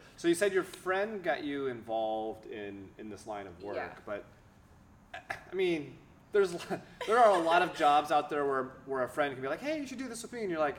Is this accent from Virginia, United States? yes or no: no; Wisconsin, United States; I grew up in Wisconsin